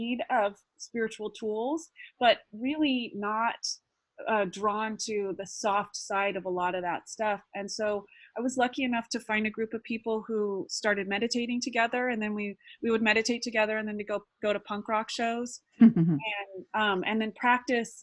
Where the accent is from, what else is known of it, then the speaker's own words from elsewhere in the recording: Santa Cruz, California, United States; I grew up in Santa Cruz, California